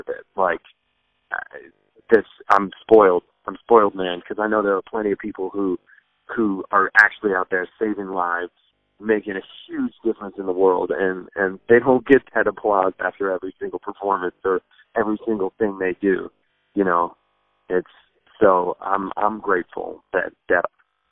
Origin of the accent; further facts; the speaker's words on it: Sacramento, California, United States; moved away as an adult; now in East Coast, United States; my wife's from L.A., I'm from Sacramento. We're both California people